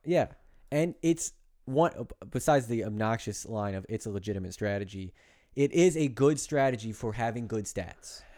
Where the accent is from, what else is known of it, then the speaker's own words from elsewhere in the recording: New Jersey, United States; I'm from Jersey.